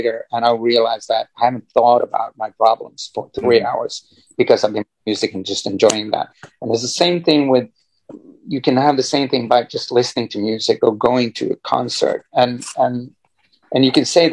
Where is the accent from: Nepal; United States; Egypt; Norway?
Norway; growing up in Norway